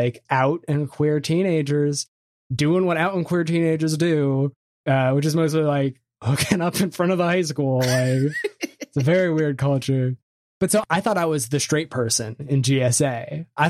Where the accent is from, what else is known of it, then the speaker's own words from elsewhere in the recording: Bethesda, Maryland, United States; also born or lived in Vermont; I was raised in Bethesda, Maryland